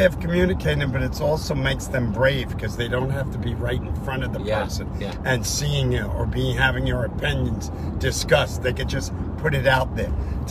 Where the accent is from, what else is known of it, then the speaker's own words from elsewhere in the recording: New York, United States; now in California, United States; I grew up in New York on the subways.